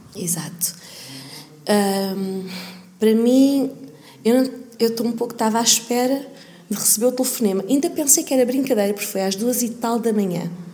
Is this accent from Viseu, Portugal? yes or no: no; Lisbon, Portugal; Nasci e cresci em Portugal